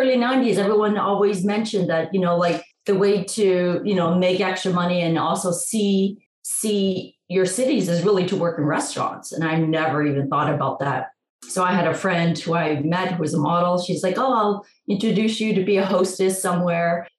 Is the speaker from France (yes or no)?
no; Toronto, Ontario, Canada; moved away; also born or lived in New York City, United States; I am originally from Toronto and I got to New York in the late 80s